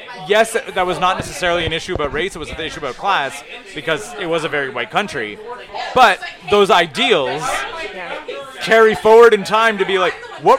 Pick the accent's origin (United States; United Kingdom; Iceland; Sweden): Iceland; I'm from Iceland.